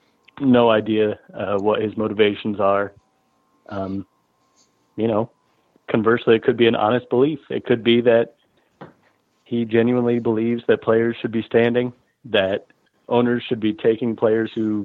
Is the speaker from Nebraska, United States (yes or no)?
yes; Omaha, Nebraska, United States; I'm sitting here in Omaha, Nebraska, right? Okay. This is my hometown